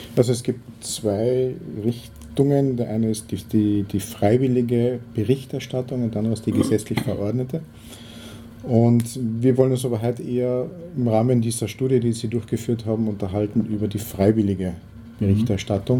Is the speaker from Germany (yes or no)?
no; Carinthia, Austria; bei uns in Kärnten